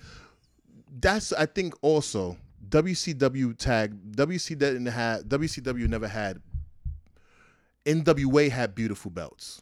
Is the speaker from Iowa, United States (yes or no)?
no; New York City, New York, United States; I'm from Brownsville, Brooklyn